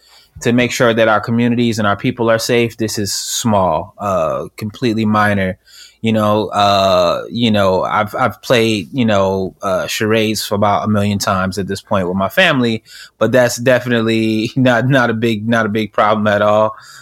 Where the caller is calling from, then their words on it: Orlando, Florida, United States; Right now I'm in Orlando, Florida. I'm kind of all over the place. So I spend my time in LA.